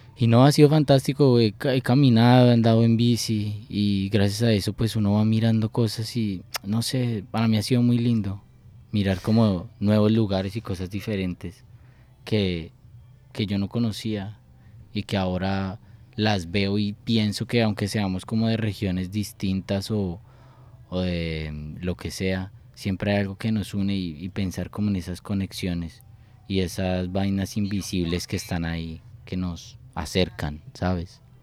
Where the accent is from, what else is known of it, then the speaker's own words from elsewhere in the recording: Bogotá, Colombia; soy de Bogotá